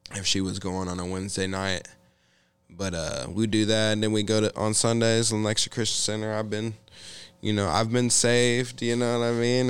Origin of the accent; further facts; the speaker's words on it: Olathe, Kansas, United States; I grew up in Olathe, Kansas for the better part of my life through uh, you know, kinda like elementary school, uh, junior high school and high school.